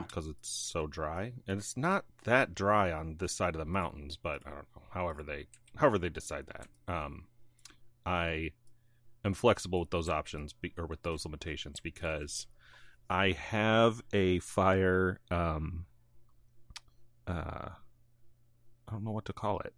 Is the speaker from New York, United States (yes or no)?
no; northern Illinois, United States; moved away; also born or lived in North Carolina / northern Indiana; I grew up in Illinois until I wa-, n, in nor-, northern Illinois, like past Chicago, almost Wisconsin